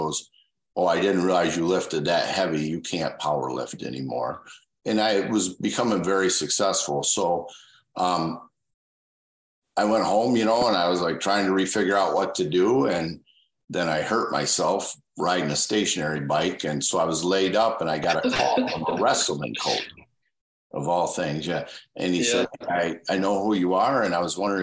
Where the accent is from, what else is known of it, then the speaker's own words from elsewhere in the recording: Michigan, United States; I'm from Michigan